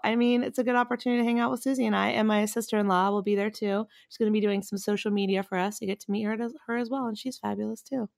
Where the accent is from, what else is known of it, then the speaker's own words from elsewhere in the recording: North Carolina, United States; North Carolina, my home state